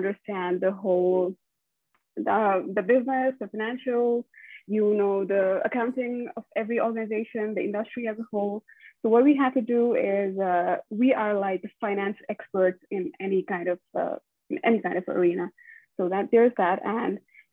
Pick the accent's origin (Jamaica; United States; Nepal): Nepal; moved away; also born or lived in India; growing up in Nepal, it was good